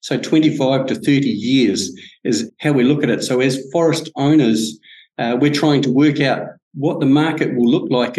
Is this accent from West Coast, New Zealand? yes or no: yes; Franz Josef, West Coast, New Zealand; brought up in Franz Josef in South Westland